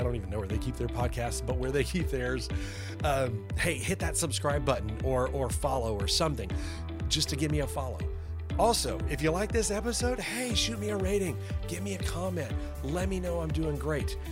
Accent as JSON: {"language": "English", "town": "Arlington", "region": "Texas", "country": "United States", "tie": "born or raised there", "also_born_or_lived": "Louisiana", "said": "I was raised by a middle class family. We lived in a little town that is now a big town called Arlington"}